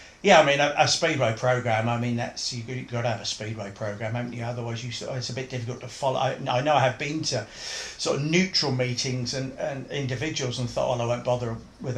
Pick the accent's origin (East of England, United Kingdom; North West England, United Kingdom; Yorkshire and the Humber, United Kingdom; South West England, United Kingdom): East of England, United Kingdom; Bury St Edmunds; also born or lived in Kesgrave, Suffolk; I was born and raised in Bury St Edmunds, and we didn't move to Kesgrave, which is where we moved to, which is just on the outskirts of Ipswich, until late in 1969.